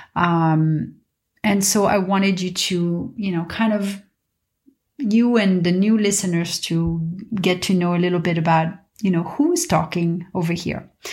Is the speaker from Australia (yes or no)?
no; Paris, Île-de-France, France; moved away as an adult; also born or lived in New York / London / Dubai / Mumbai; now in Los Angeles, United States; I was born and raised in Paris